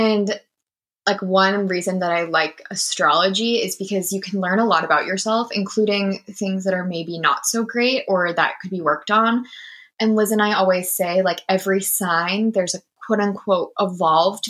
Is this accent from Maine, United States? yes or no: yes; Maine, United States; moved away as an adult; also born or lived in Boston; now in Seattle, United States; I'm from New England. I grew up in the state of Maine